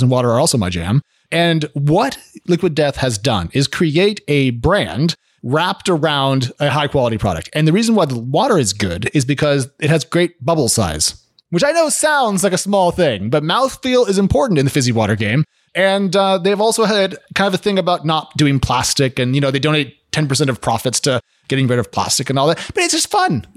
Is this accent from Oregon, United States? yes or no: yes; Oregon, United States; I grew up in Oregon on a house that had a well because we were out, uh, out of town a little bit